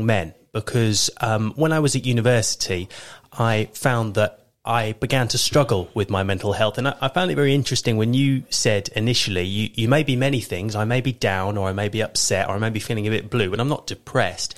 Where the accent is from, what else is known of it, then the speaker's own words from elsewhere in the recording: Thame, South East England, United Kingdom; also born or lived in Kent; I was born in Kent, but my family moved to Oxfordshire when I was 3 years old. And I grew up for the most part in Tame over in Oxfordshire.